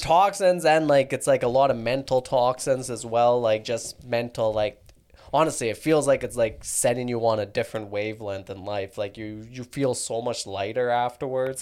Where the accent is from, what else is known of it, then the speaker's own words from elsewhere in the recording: Calgary, Alberta, Canada; also born or lived in London, England; I was born in Calgary.